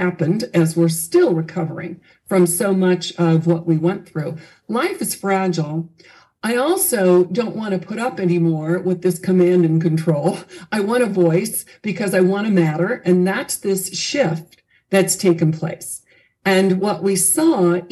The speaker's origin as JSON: {"language": "English", "region": "Southern California", "country": "United States", "tie": "born or raised there", "said": "I grew up in Southern California"}